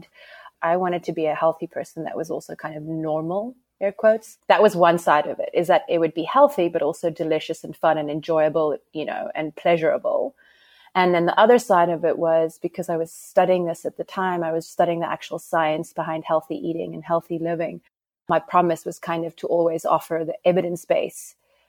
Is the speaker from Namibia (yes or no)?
yes; Namibia; accent: South African; I'm Namibian. I'm Namibian, but I have what you would call a South African accent, because I don't think you know many people from Namibia.